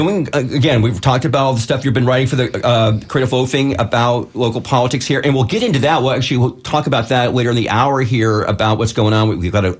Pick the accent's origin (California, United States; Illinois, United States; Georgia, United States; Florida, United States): California, United States; San Francisco; moved away as an adult; also born or lived in Tallahassee; now in Tampa, United States; I'm very much a San Francisco native and proud of it.